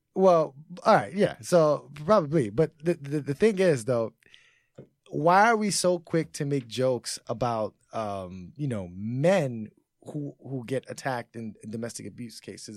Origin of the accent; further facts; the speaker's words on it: New York City, New York, United States; also born or lived in Bronx, New York; I'm from New York, but I'm originally from Harlem